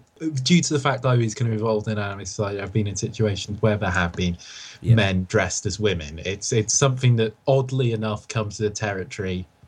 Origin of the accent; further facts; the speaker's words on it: Welsh, Wales, United Kingdom; I'm Welsh